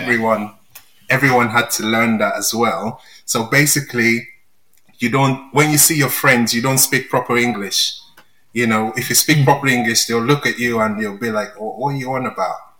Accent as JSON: {"language": "English", "country": "Nigeria", "tie": "born or raised there", "moved": "as an adult", "lives_now": "England", "said": "I grew up in Nigeria, I was there for 27 years um, before I moved to England."}